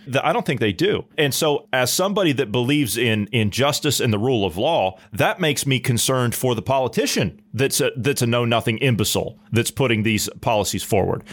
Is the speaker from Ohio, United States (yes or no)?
yes; Ohio, United States; my residents there of Ohio, okay? right? That's my home state